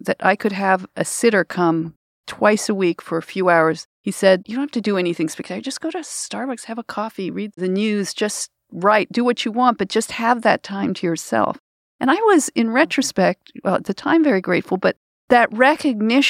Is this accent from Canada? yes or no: yes; Canada; I'm Canadian